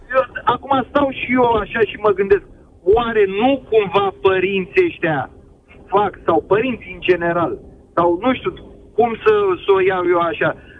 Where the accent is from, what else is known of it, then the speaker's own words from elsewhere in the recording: Fetești, Ialomița County, Romania; sunt din Fetești, lomita